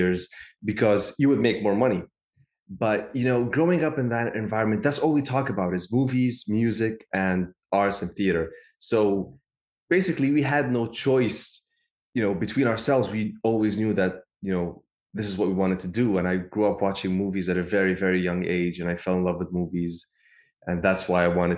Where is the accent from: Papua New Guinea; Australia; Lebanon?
Lebanon; growing up there, you know, it's a beautiful country. It's a small country in the Middle East